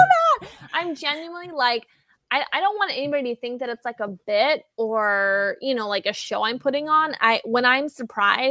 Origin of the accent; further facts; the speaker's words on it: College Station, Texas, United States; I'm from there, College Station, and the town right next to it is called Bryan, Texas. That's where I went to Bryan High School